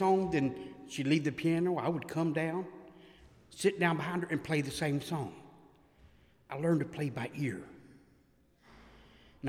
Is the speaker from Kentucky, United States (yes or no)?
yes; West Paducah, Kentucky, United States; also born or lived in Cumming, Georgia; now in Savannah, United States; I'm from Cumming, Georgia, originally from West Paducah, Kentucky